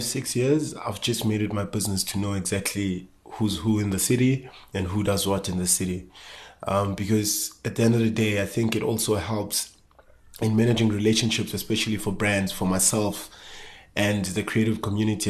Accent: Johannesburg, Gauteng, South Africa; growing up in Soweto, Johannesburg

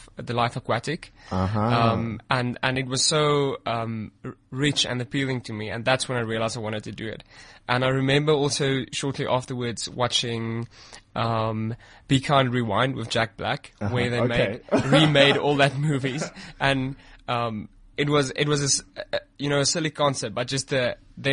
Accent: Pretoria, Gauteng, South Africa; also born or lived in Western Cape; I moved back to Pretoria. And I went to school. I'm staying in Centurion. So that's where I basically grew up.

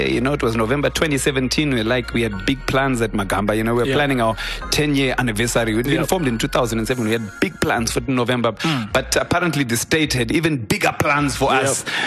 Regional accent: Harare, Zimbabwe; I grew up in Harare

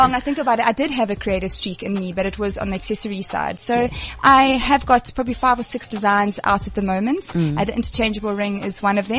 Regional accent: Durban, KwaZulu-Natal, South Africa; moved away as an adult; now in Johannesburg, South Africa; people can tell straight away I'm from Durban

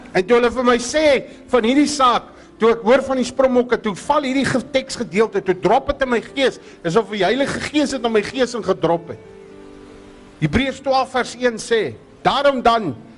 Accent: Groot Brak River, Western Cape, South Africa; Ons is daar van Grootbrak rivier af.

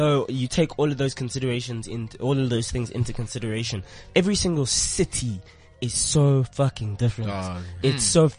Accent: South Africa; because we all grew up in South Africa.

